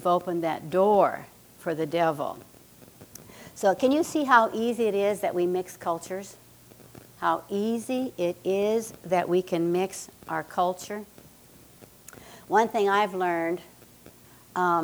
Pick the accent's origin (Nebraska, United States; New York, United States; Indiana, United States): Nebraska, United States; I grew up in Nebraska. I'm a Cornhusker